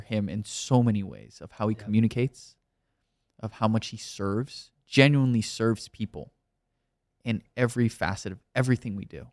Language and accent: English; Miami, Florida, United States; moved away as an adult; also born or lived in New York; now in California, United States; I'm also from Miami, so I'm not used to being from the tri state area